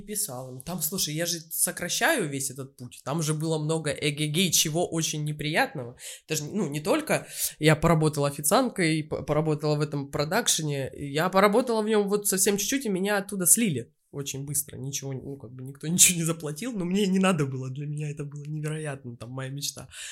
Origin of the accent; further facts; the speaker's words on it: Novotitarovskaya, Krasnodar Krai, Russia; now in Moscow, Russia; жила я и родилась в станице под Краснодаром, станица Новотиторовская